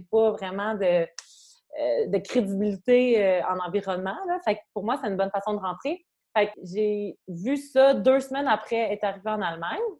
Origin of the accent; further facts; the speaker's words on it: Quebec, Canada; moved away as an adult; also born or lived in Montreal; now in Germany; je suis canadienne